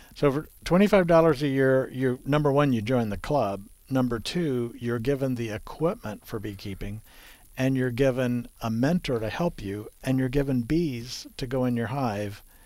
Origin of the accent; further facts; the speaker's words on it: South Texas, United States; I grew up in South Texas where whitebrush uh, is popular